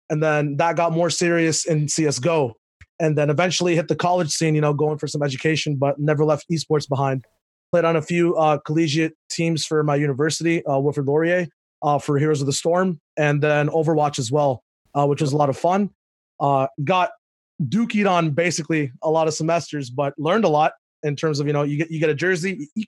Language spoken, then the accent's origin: English; Dubai, United Arab Emirates; also born or lived in Pakistan; Yeah, so I was born in Pakistan, but then my parents, you know, business opportunities, and, you know, you can't spell business without Dubai in the middle. So that's where we moved to.